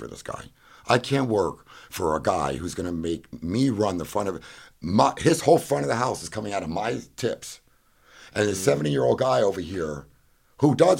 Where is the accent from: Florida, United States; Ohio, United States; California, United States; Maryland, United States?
Florida, United States; Fort Lauderdale; also born or lived in Miami; I was born in Miami, born in Fort Lauderdale, and raised.